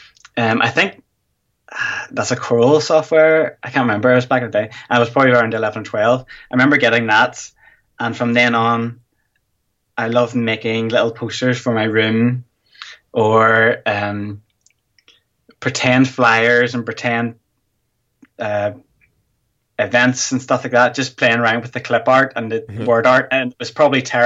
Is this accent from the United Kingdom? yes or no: yes; Northern Ireland, United Kingdom; I'm from Northern Ireland in the UK.